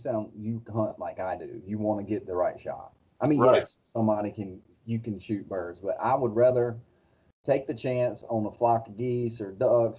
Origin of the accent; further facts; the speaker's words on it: North Carolina, United States; growing up in North Carolina